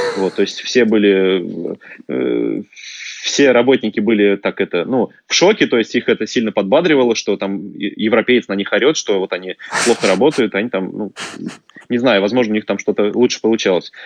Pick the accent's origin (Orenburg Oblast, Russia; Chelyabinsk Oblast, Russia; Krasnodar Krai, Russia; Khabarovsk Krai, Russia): Orenburg Oblast, Russia; Orenburg; moved away; also born or lived in Denmark; родился в Оренбурге, вырос в Оренбурге, закончил университет там